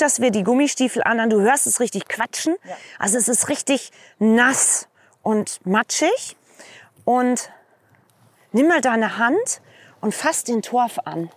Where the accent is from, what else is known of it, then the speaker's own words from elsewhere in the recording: Vreden, North Rhine-Westphalia, Germany; now in Twist, Germany; Ich komme aus der nächsten Moorregion, auch im holländisch-deutschen Grenzraum, ähm, gebürtig aus Freten